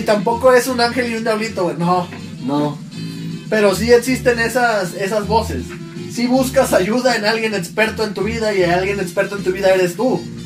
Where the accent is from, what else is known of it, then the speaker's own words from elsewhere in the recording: Juchitán, Oaxaca, Mexico; ya crecí en un Juchitán un poco más civilizado